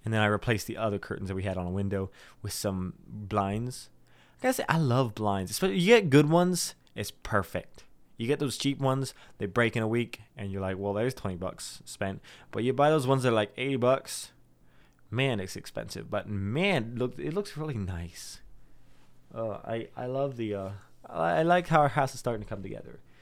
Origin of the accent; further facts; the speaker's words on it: South Dakota, United States; We're from South Dakota.